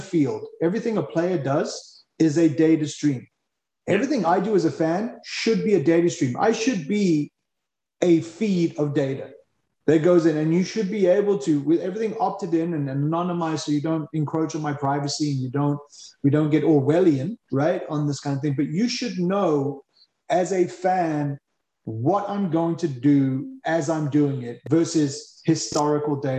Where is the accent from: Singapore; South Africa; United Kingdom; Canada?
South Africa; being a South African